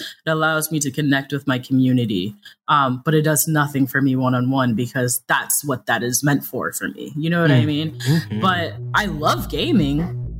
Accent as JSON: {"language": "English", "town": "New York City", "region": "New York", "country": "United States", "said": "I am from New York City. So I do this thing called code switching"}